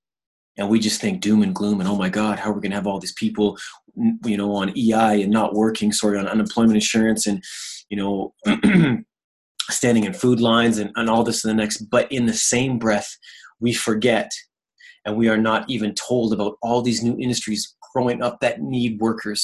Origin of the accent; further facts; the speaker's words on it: East Coast of Canada, Atlantic Canada, Canada; moved away; also born or lived in Ontario; I grew up on the East Coast of Canada. I was born out there.